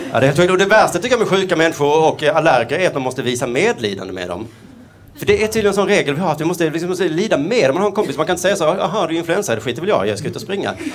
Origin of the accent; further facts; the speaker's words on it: Skåne, Sweden; accent: Skånska; jag pratar skånska